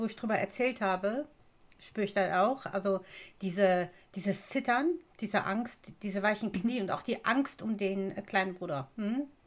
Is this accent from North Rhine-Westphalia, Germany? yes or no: yes; Duisburg, North Rhine-Westphalia, Germany; Ich bin ja in Duisburg geboren und aufgewachsen